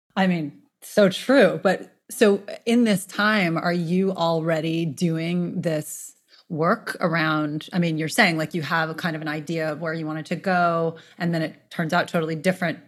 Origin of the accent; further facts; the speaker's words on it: New York City, New York, United States; I'm born and raised in New York City